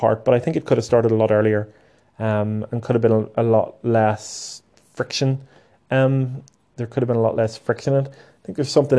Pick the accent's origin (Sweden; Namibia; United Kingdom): United Kingdom; Lurgan, Northern Ireland; Lurgan's my hometown